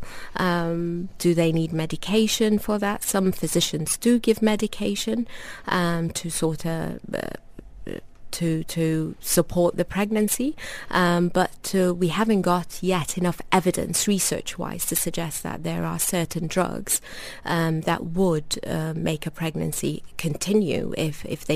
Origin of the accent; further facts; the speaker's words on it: London, United Kingdom; moved away as an adult; also born or lived in North West England; now in Dubai, United Arab Emirates; I am from a Sudanese background. I was born in North London, and I trained in the northwest of England.